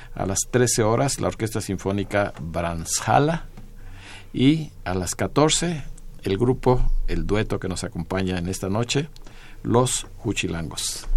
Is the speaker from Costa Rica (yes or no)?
no; Mexico; todos los mexicanos lo tenemos en nuestro recuerdo, en nuestro corazón